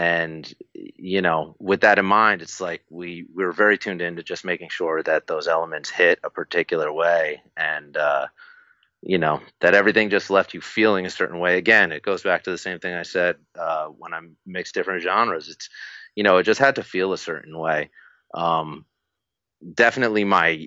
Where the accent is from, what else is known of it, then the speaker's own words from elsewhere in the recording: New Jersey, United States; I'm from Jersey